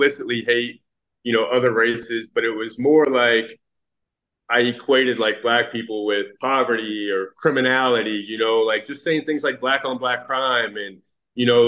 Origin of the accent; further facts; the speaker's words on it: Fort Pierce, Florida, United States; So I grew up in Fort Pierce, Florida. I'm 40 years old, born 1983, Fort Pierce, Florida